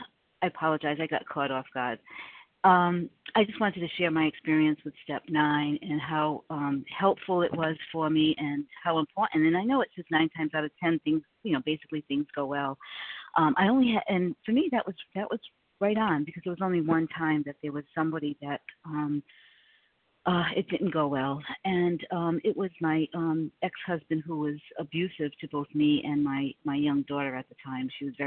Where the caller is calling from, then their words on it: South Carolina, United States; I am in South Carolina, gratefully recovered through God's grace